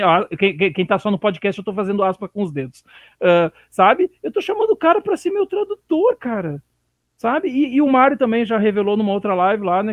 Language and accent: Portuguese; Rio Grande do Sul, Brazil; moved away; de onde eu vim, né, que é do Rio Grande do Sul.